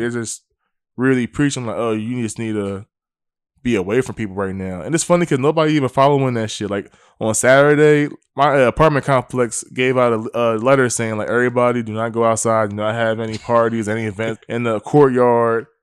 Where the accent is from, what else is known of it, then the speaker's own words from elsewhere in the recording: Willingboro, New Jersey, United States; I'm from New Jersey, I'm from Wellingborough, New Jersey